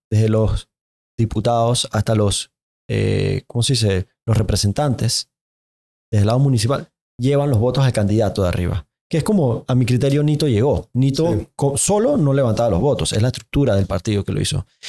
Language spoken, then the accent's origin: Spanish; Panama; Yo como panameño